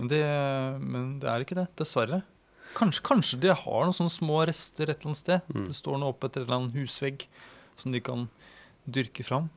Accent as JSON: {"language": "Norwegian", "country": "Norway", "said": "som nordmann"}